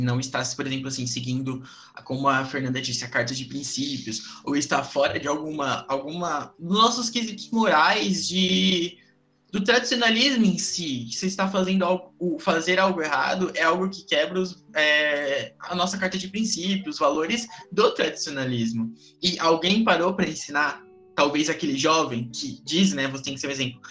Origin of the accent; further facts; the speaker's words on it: São Paulo, Brazil; Eu venho de São Paulo